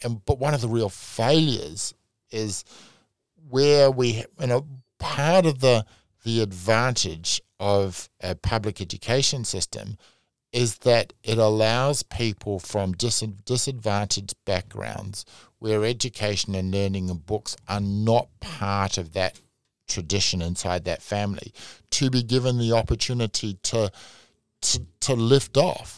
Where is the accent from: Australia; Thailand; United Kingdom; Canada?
Australia; now in New Zealand; I'm Australian